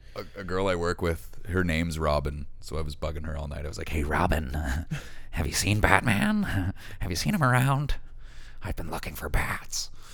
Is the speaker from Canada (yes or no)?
yes; Hammonds Plains Road, Nova Scotia, Canada; We had a house on Hammond's Plains Road